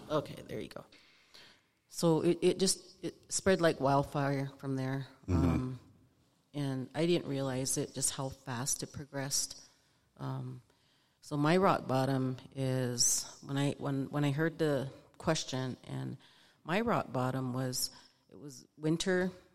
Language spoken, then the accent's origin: English; Lame Deer, Montana, United States; moved away as an adult; originally, I'm from Lame Deer, Montana, eastern Montana, from the Northern Cheyenne tribe. So I grew up on a res, res kid